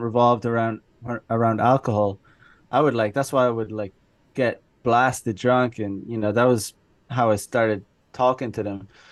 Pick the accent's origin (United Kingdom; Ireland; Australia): Ireland; moved away as an adult; now in Japan; I am originally from Ireland. I grew up there. I lived there until I was 25 or 26